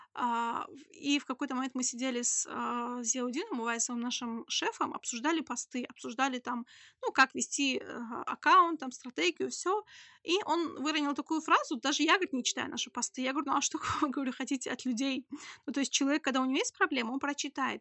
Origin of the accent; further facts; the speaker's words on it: Khasavyurt, Dagestan, Russia; now in Makhachkala, Russia; Я себя не могу назвать коренным жителем, я из Хасавюрта